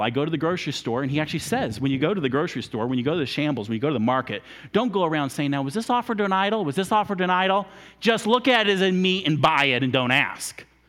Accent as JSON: {"language": "English", "country": "United States", "said": "we're Americans"}